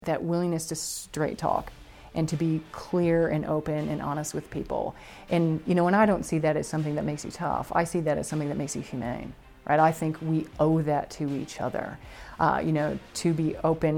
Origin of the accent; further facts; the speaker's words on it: Buffalo, New York, United States; I grew up in Buffalo, New York